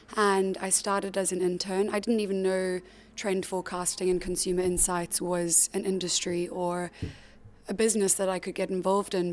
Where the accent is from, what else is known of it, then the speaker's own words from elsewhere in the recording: South Africa; moved away as an adult; also born or lived in Cape Town; now in London, United Kingdom; I grew up in South Africa